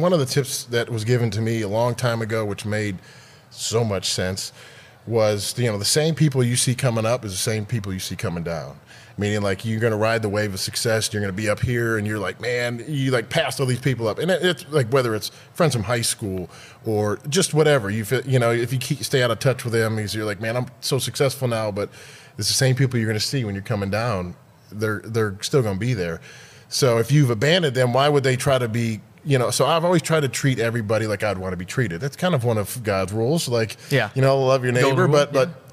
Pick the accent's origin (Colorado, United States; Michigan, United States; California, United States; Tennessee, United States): Michigan, United States; Detroit; moved away as an adult; now in Dallas, United States; I grew up in Detroit, and I was there till I was about 21.